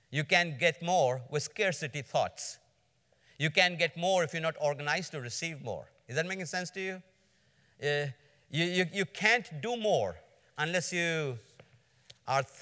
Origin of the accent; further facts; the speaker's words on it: Georgia, United States; I'm from Georgia